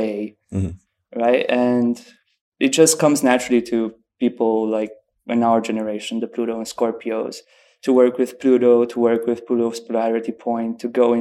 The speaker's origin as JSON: {"language": "English", "town": "Oradea", "region": "Bihor County", "country": "Romania", "tie": "born or raised there", "moved": "as an adult", "lives_now": "Cluj-Napoca, Romania", "said": "I was born in Oradea, which is like a city next to the Hungarian border. Mm-hmm. But I live in Cluj"}